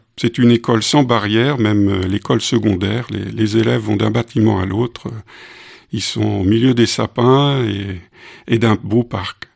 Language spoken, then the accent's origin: French; Collonges-sous-Salève, Auvergne-Rhône-Alpes, France; also born or lived in Cameroon / Strasbourg / Mulhouse, Alsace; j'étais dans les valises et je, je suis arrivé dans, sur ce campus comme étudiant